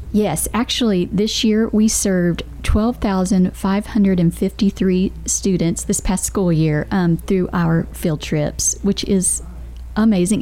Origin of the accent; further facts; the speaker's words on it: Bedford County, Tennessee, United States; also born or lived in Rutherford County, Tennessee; I grew up in Bedford County where we did not have a lot of resources like we do here in Rutherford County